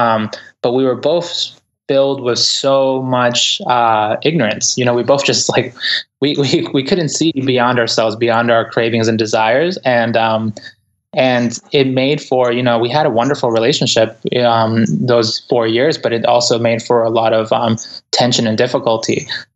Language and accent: English; Ecuador; English is a second language; now in United States; I'm an immigrant. Like, I came from Ecuador. English is my second language. And, you know, the way I grew up in the inner city.